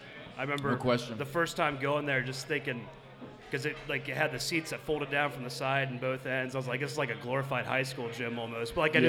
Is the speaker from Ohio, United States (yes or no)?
yes; Versailles, Ohio, United States; moved away as an adult; also born or lived in Cincinnati, Ohio; I'm not from Cincinnati originally. I'm from a small town called Versailles, Ohio.